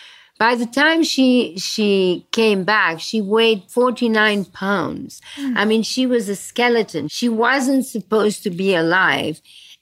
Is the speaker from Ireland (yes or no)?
no; Belgium; born there; So since you talk about Brussels, I was born in Belgium after the war.